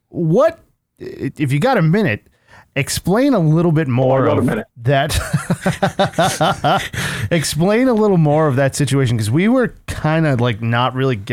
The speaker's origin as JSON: {"language": "English", "town": "Boston", "region": "Massachusetts", "country": "United States", "said": "We know we're from Boston."}